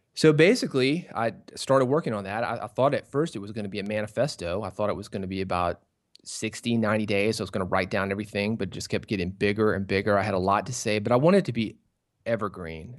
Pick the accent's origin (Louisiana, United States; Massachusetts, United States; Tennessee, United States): Tennessee, United States; Nashville; I was born in Nashville